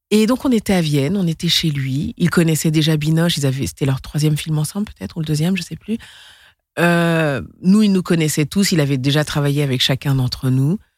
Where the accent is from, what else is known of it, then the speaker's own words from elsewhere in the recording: Senegal; also born or lived in Mali; Et je suis du Sénégal, mais aussi du Mali.